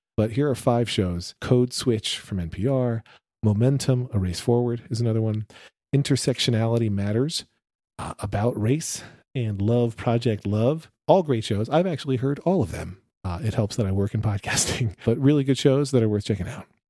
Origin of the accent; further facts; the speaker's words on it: United States; We're also from the United States